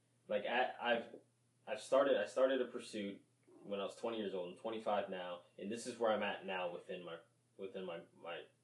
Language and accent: English; New Orleans, Louisiana, United States; now in Kingwood, United States; I was born in New Orleans